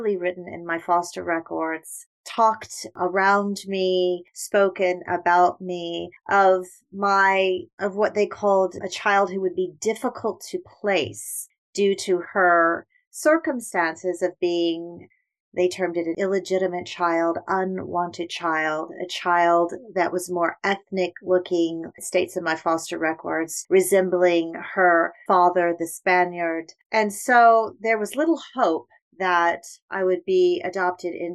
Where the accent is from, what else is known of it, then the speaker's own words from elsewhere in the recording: United Kingdom; moved away; I was born in the United Kingdom and placed into foster care early on